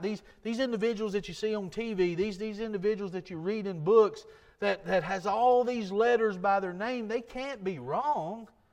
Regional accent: United States; I grew up in Jackson County.

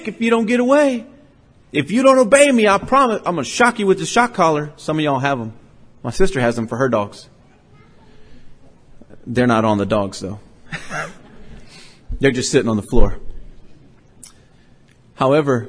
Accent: Port Lavaca, Texas, United States; I grew up on Schaffner Street in Port Lavaca, Texas

